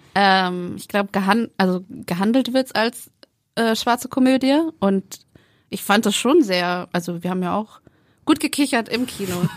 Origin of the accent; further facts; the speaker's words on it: Frankfurt am Main, Hesse, Germany; ich komme aus Frankfurt am Main